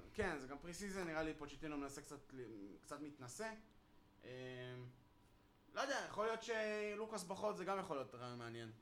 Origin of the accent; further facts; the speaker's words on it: Israel; בתור ישראלי